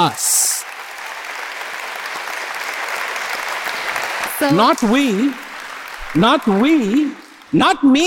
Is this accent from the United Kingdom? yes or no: no; India; I was born in India